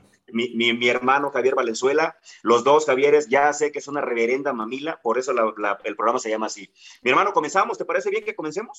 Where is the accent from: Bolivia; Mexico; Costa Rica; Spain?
Mexico; Guerrero; los que somos guerrerenses